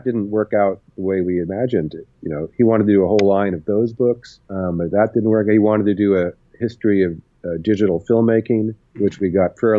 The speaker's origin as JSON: {"language": "English", "town": "Berkeley", "region": "California", "country": "United States", "tie": "born or raised there", "said": "I grew up in Berkeley"}